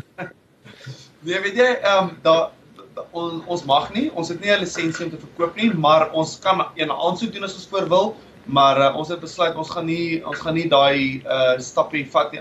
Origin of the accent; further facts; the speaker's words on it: South Africa; now in Perth, Australia; Ons as Suid-Afrikaners het groot geword